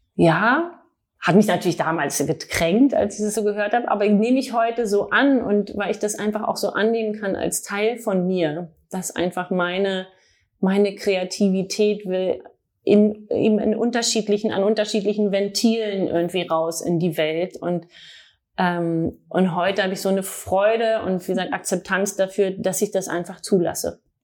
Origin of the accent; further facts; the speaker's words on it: Berlin, Germany; also born or lived in Paris; Ich bin in Berlin geboren, habe auch in Berlin Modedesign studiert